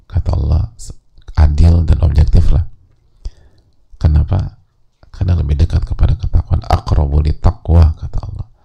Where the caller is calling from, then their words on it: East Nusa Tenggara, Indonesia; Saya dari NTT, domisili Depok